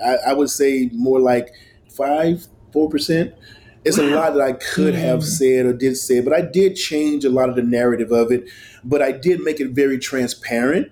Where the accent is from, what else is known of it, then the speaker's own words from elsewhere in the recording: Mississippi, United States; moved away; growing up in Mississippi